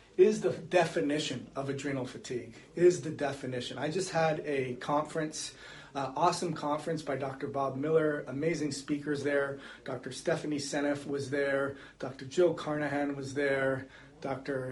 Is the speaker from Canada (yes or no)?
yes; Canada; moved away as an adult; also born or lived in California; now in Florida, United States; I grew up in Canada and I moved to California, and then we decided to reside in Florida